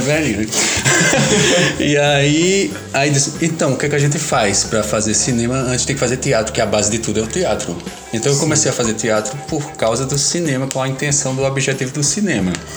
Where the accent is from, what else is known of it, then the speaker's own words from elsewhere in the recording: Caruaru, Pernambuco, Brazil; sou de Caruaru.